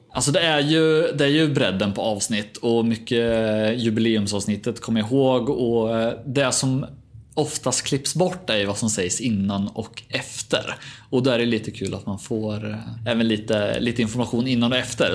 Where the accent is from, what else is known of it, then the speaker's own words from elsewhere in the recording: Norrköping, Östergötland, Sweden; accent: Östergötland dialect; jag är ju hemma i Norrköping annars. Jag klipper ju från Östergötland om det går att dölja den dialekten